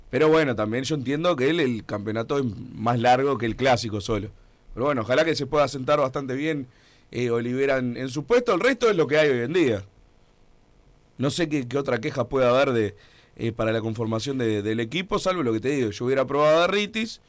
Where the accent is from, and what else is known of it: Uruguay